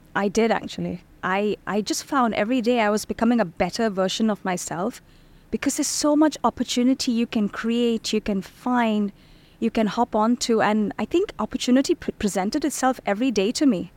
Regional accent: Bahrain; moved away as an adult; also born or lived in India; now in Dubai, United Arab Emirates; I was born in India, then I was raised in Bahrain

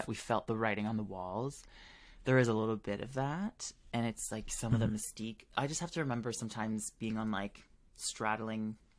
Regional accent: Canada; This is Canada versus the world. I'm Canadian.

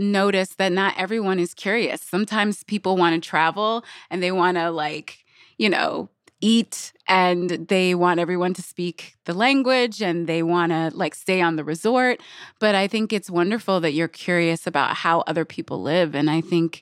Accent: Michigan, United States; moved away as an adult; also born or lived in New York City; I'm from Michigan

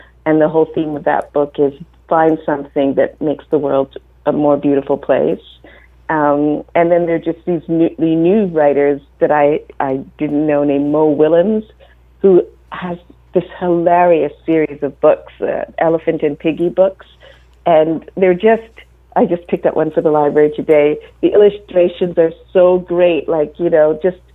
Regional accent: Jamaica; moved away; I was born in Jamaica, and kids go to school really young

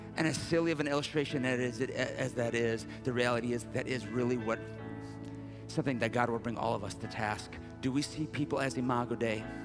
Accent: Sterling Heights, Michigan, United States; I'm actually from Sterling Heights, it's Metro Detroit

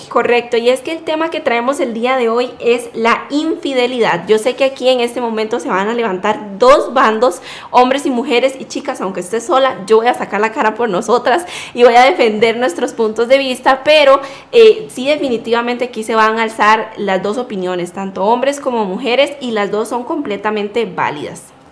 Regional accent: Costa Rica; now in United States; tengo 24 años, soy de Costa Rica

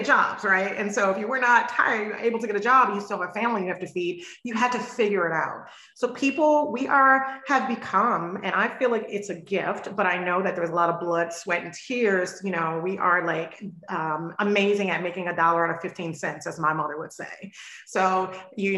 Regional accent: the South, United States; I'm from the South. My mom's from Mississippi. My father from Louisiana.

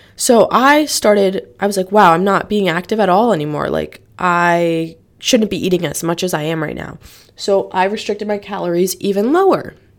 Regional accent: Norwalk, Connecticut, United States; I'm from Norwalk, Connecticut.

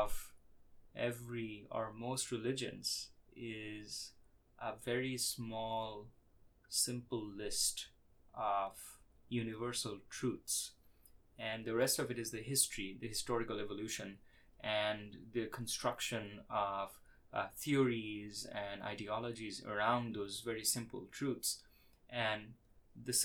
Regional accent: India; I was born in India

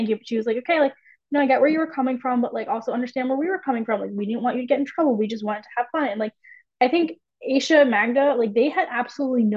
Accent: United States; as an American

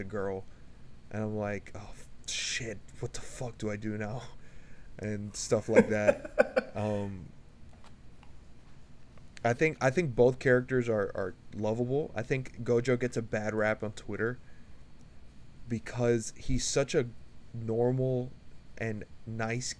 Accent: United States; as an American

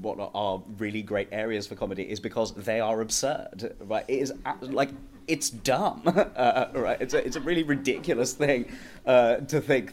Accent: London, United Kingdom; because I grew up in Wembley in northwest London

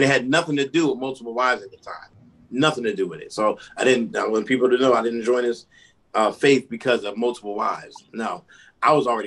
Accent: Philadelphia, Pennsylvania, United States; moved away as an adult; now in Virginia, United States; I'm originally from Philadelphia

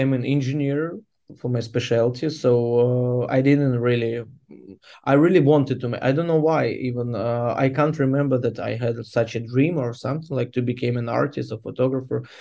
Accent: Mykolaiv, Mykolaiv Oblast, Ukraine; English is a second language; Mykolaiv is my hometown

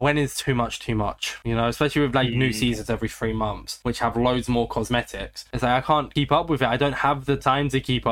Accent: Australia

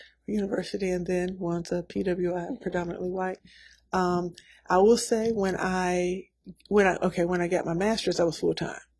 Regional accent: Nashville, Tennessee, United States; I'm from Nashville, Tennessee. I think that is one of the questions that you asked. So I'm a native Nashvillian.

